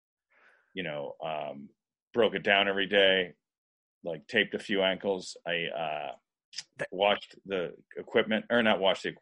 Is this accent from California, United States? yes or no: yes; Orange County, California, United States; also born or lived in Toledo, Ohio / Montana / Asia / Los Angeles; I was raised in Orange County